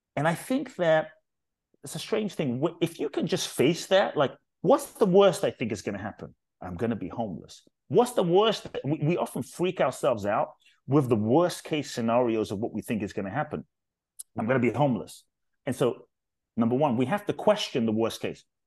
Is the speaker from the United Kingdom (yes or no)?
yes; London, United Kingdom; also born or lived in Ghana; now in United States; I grew up in London, um, South London, actually, Brixton, Peckham, um, Thornton Heath, um, Dulwich